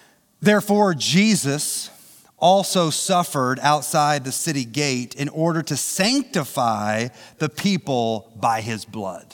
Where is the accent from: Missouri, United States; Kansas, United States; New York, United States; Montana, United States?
Missouri, United States; St. Joseph; I grew up in St. Joe.